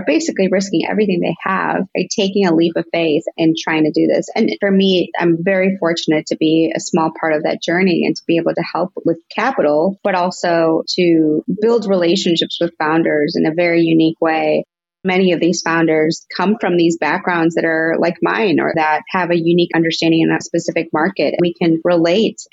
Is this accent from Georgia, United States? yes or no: no; suburb of Chicago, Illinois, United States; also born or lived in Cuernavaca, Mexico / Rogers Park, Chicago; I moved to the U.S. when I was 6 years old, and I lived in Rogers Park for a little bit and then moved out to just a suburb of Chicago.